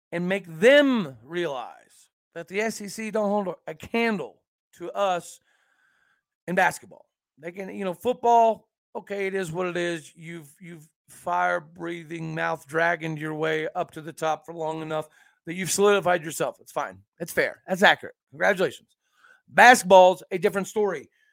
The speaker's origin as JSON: {"language": "English", "town": "Enid", "region": "Oklahoma", "country": "United States", "tie": "born or raised there", "said": "I grew up in Enid, Oklahoma"}